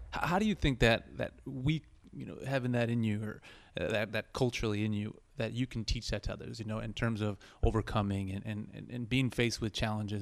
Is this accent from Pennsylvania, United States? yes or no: no; Chicago, Illinois, United States; first language Spanish; English is a second language; I'm from Chicago originally